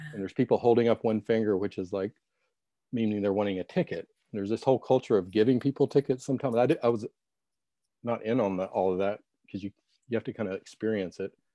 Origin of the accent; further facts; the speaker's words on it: Little Rock, Arkansas, United States; I'm from Little Rock, Arkansas